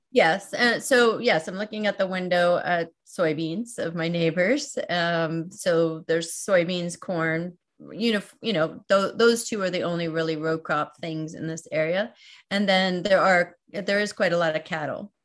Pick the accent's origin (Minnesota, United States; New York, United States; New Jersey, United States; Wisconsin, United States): New York, United States; outside of New York City, United States; also born or lived in San Francisco / Berkeley; now in Iowa, United States; I grew up outside of New York City